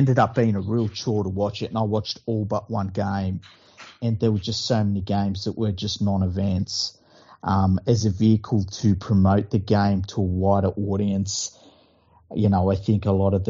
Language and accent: English; Sydney, New South Wales, Australia; I'm from Mount Druitt.